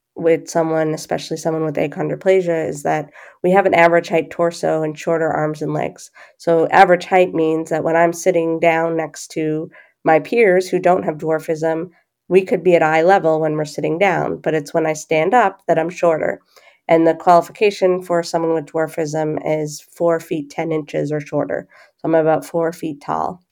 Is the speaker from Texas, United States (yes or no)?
no; Boston, Massachusetts, United States; I grew up in the Boston area